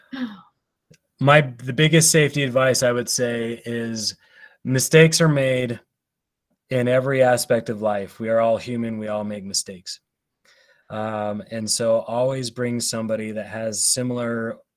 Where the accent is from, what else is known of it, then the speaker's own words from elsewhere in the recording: Ogden, Utah, United States; I've lived in Utah my entire life. I grew up in Ogden